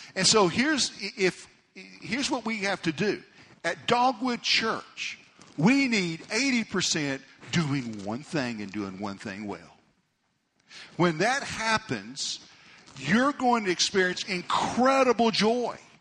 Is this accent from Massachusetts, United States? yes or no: no; Amarillo, Texas, United States; we grew up in Amarillo